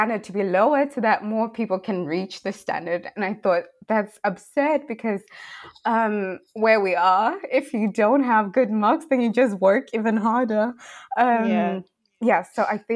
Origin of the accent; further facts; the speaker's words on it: Bulawayo, Zimbabwe; also born or lived in Worcester, South Africa; now in Germany; I'm from Zimbabwe, as I've said. I'm from Bulawayo, to be specific.